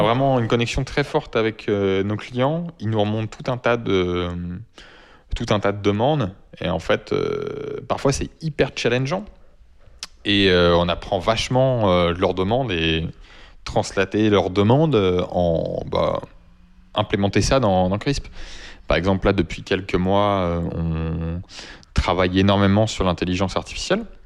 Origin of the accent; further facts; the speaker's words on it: France; first language French; On parle juste dans notre langue natale